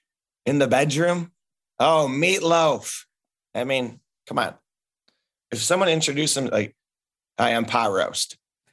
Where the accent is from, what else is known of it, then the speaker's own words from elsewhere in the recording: Chicago, Illinois, United States; We're from Chicago.